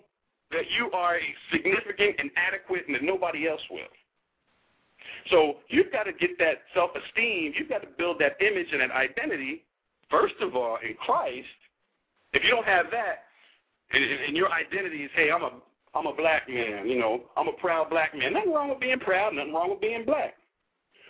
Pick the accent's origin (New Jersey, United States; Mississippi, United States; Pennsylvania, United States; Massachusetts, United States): New Jersey, United States; now in Arlington, Texas, United States; I'm from Jersey.